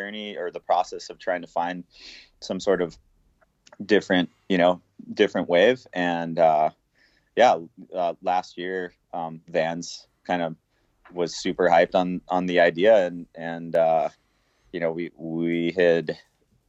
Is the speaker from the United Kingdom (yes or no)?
no; Puerto Rico; growing up in Puerto Rico, surfing the different waves that the island has to offer